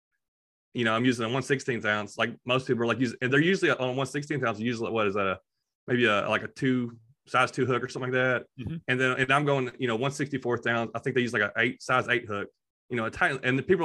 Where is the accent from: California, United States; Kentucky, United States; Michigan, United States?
Kentucky, United States; also born or lived in Clarksville, Tennessee; now in Tennessee, United States; We're all from Kentucky